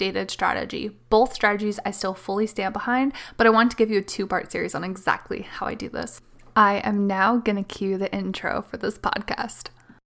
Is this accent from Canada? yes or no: yes; Canada; I am the Canadian mama to four little kiddos